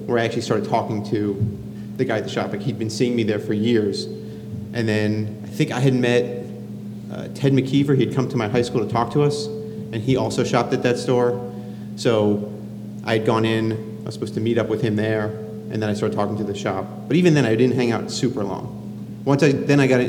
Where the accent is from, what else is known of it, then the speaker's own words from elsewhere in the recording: Miami, Florida, United States; I grew up in Miami, Florida.